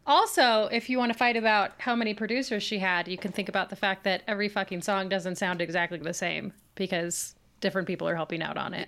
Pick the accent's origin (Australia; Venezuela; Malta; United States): United States; Boise, Idaho; now in Washington, United States; as somebody who lived in Boise, I think that I am very snobby about this, 'cause I always say, "I'm from Boise,"